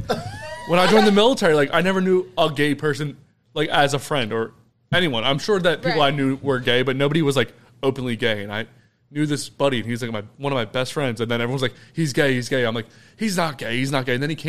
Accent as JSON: {"language": "English", "area": "Delaware County", "region": "Pennsylvania", "country": "United States", "tie": "born or raised there", "said": "so I grew up in Delco, like, all of us actually did. So we're all three of us actually are from Delco."}